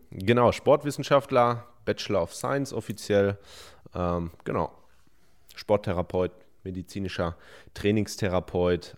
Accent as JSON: {"language": "German", "town": "Hemer", "region": "North Rhine-Westphalia", "country": "Germany", "said": "26 Jahre alt, 26,5 darf man noch sagen, und ich komme aus Hema im Sauerland"}